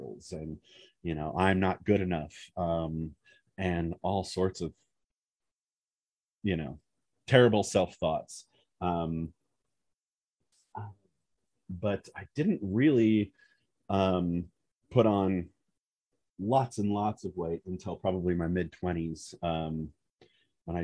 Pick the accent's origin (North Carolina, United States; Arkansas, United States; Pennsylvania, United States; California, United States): California, United States; Southern; also born or lived in Wisconsin; I grew up in Southern California, but we moved to Wisconsin for a few years